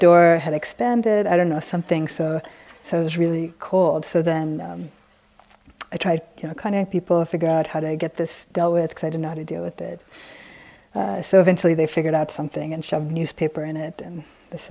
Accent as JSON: {"language": "English", "town": "San Francisco", "region": "California", "country": "United States", "said": "since we're both from San Francisco"}